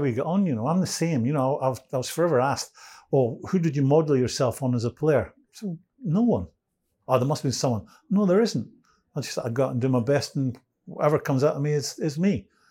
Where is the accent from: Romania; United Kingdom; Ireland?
United Kingdom; Edinburgh, Scotland; I'm from Edinburgh